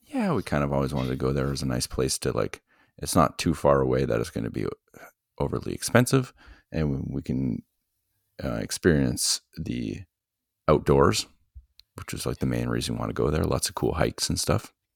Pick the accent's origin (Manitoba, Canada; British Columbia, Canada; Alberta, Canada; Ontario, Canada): Ontario, Canada; Ottawa; I was born in Ottawa